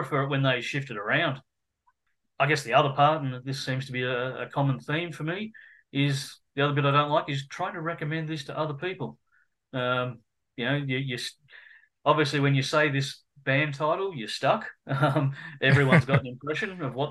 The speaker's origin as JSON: {"language": "English", "country": "Australia", "said": "being an Australian"}